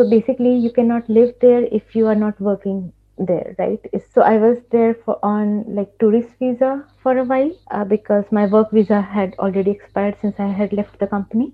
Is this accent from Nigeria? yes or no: no; India; moved away as an adult; also born or lived in Dubai; now in Germany; being an Indian